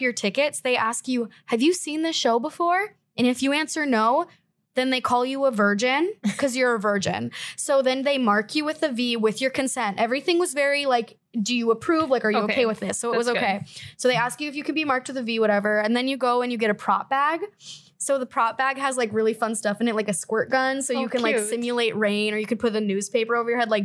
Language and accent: English; Minnesota, United States; moved away; I'm from Minnesota